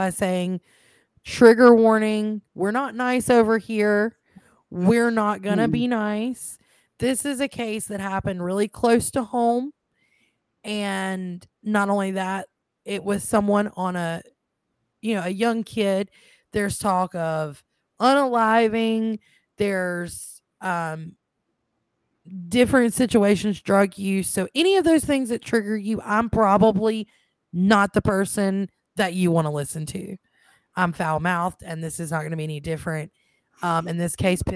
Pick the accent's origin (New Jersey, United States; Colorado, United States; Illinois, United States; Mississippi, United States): Mississippi, United States; accent: Southern; I sound like cornbread, so obviously I'm from the South. I am actually from Mississippi